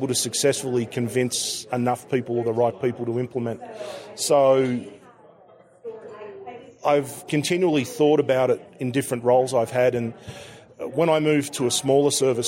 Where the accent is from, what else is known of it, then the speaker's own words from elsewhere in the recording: Melbourne, Victoria, Australia; I'm from Melbourne, Australia